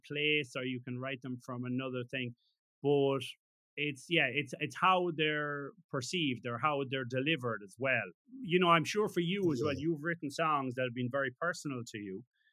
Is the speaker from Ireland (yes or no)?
yes; Ireland